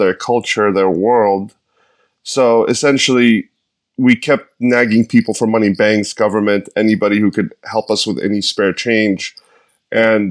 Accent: Egypt; also born or lived in New York / San Francisco; now in Los Angeles, United States; I was born in Egypt in 1984. I grew up in a middle-class family. At some point, I had to leave the country

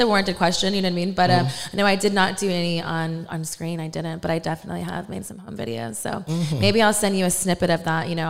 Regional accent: Texas, United States; also born or lived in New York; my parents are from New York, but I was raised in Texas. I'm a military brat.

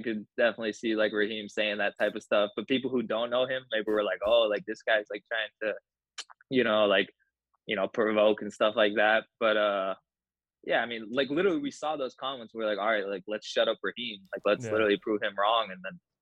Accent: Las Vegas, Nevada, United States; moved away as an adult; now in Los Angeles, United States; I'm from Vegas in the desert

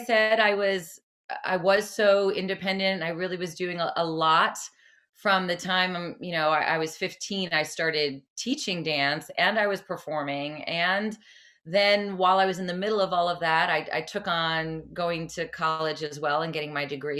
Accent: New Jersey, United States; moved away as an adult; my whole family stayed in Jersey

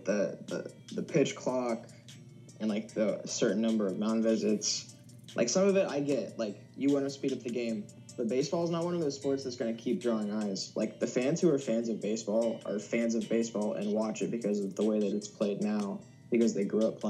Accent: Lexington, Kentucky, United States; I'm from Lexington, Kentucky. I've lived here my whole life.

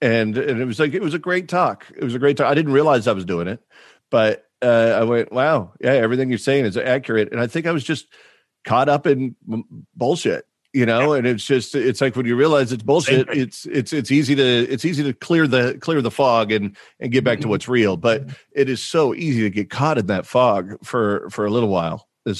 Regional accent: Oklahoma, United States; also born or lived in Massachusetts; where I was growing up in Oklahoma and Massachusetts.

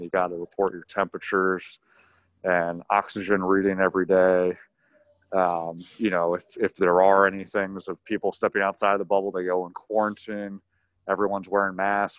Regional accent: York, Pennsylvania, United States; moved away as an adult; also born or lived in Syracuse, New York; now in Los Angeles, United States; I grew up in York, Pennsylvania, went to Syracuse for college.

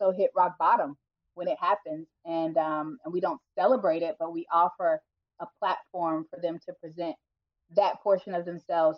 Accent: Atlanta, Georgia, United States; moved away; I am originally from Atlanta, Georgia

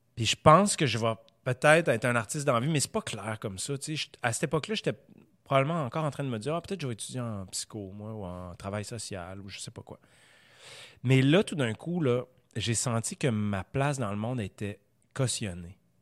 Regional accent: Quebec, Canada; On est québécois.

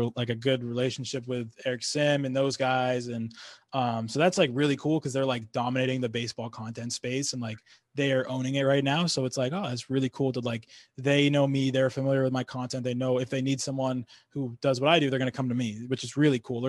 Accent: Exeter, New Hampshire, United States; moved away; I'm from Exeter, New Hampshire

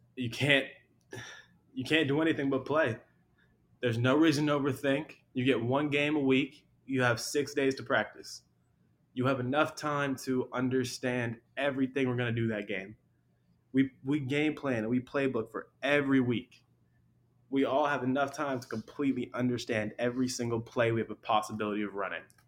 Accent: Long Beach, California, United States; I'm from Long Beach

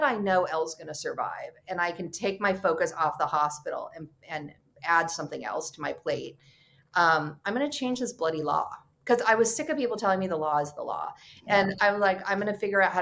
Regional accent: California, United States; moved away; also born or lived in New York; I'm from California

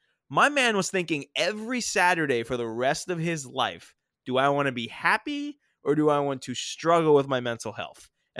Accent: Florida, United States; I am a Southerner at heart. I am a Floridian.

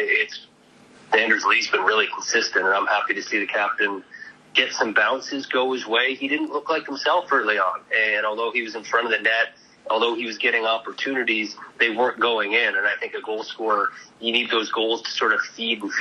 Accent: Canada; moved away; I grew up in Canada

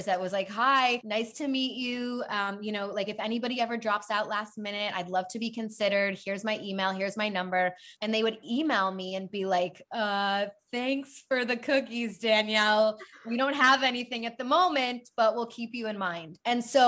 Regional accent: Chicago, Illinois, United States; moved away as an adult; also born or lived in Madison, Wisconsin; now in Los Angeles, United States; So I grew up in Chicago, born and raised, very proud Chicagoan

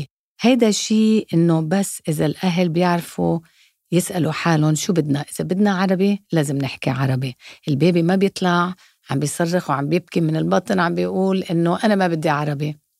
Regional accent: Dubai, United Arab Emirates; also born or lived in Mexico; انا امي انجليزيه وابوي الله يرحمه فلسطيني وكبرنا وكبرت يعني بدبي بالامارات

